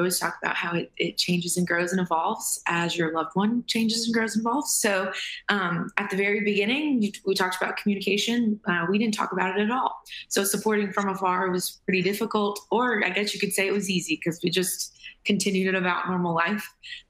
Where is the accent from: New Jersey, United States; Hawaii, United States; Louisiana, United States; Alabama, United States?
Alabama, United States; Birmingham; now in Nashville, United States; I live in Nashville, Tennessee, and I'm from Birmingham, Alabama, which is where my parents currently live.